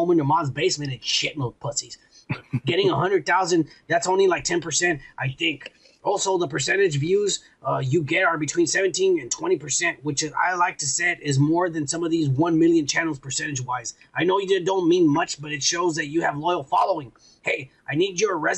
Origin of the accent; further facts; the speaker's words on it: Texas, United States; I'm from Texas and the border